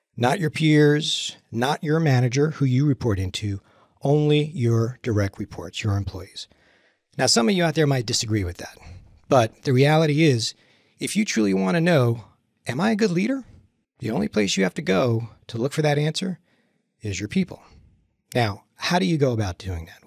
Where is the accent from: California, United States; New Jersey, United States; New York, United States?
New Jersey, United States; moved away; I grew up in Jersey